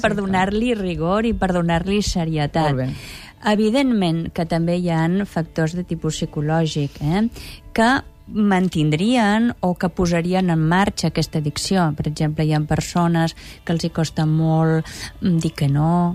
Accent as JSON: {"language": "Catalan", "region": "Catalonia", "country": "Spain"}